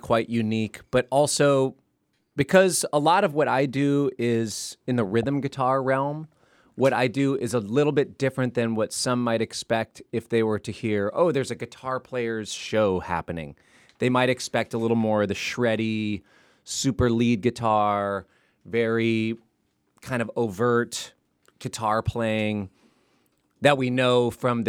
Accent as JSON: {"language": "English", "town": "Minneapolis", "region": "Minnesota", "country": "United States", "tie": "born or raised there", "said": "we grew up in Minneapolis"}